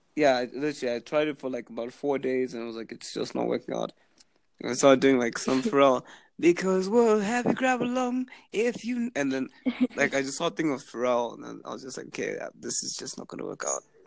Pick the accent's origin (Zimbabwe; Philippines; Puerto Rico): Zimbabwe; moved away as an adult; now in Halifax, Canada; I was born in Zimbabwe. I'm actually currently there now on summer break